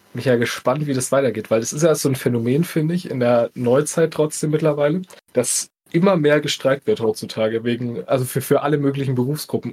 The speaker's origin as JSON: {"language": "German", "region": "Bavaria", "country": "Germany", "said": "wir kommen ja auch aus Bayern"}